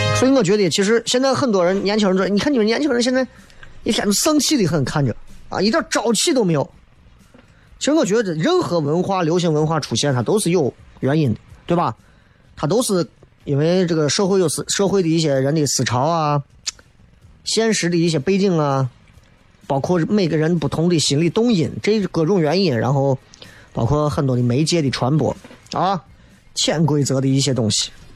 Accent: Xi'an, Shaanxi, China; 作为一个西安人

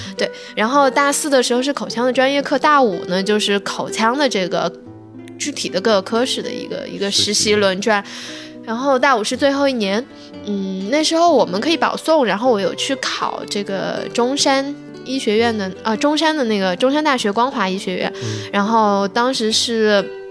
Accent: Sichuan, China; 我本来是四川人，我一点都不想留在四川，一直想去北京或者上海念

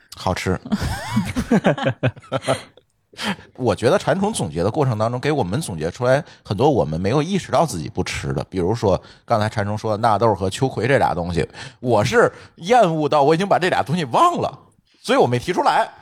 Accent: northern China, China; 在咱北方

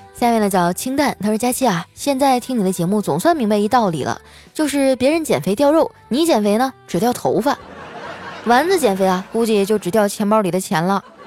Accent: Northeast China, China; 身为一个东北人

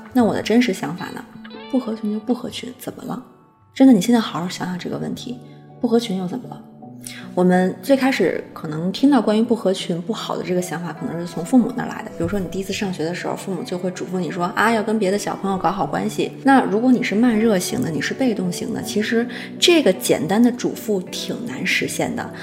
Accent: China; 我们中国

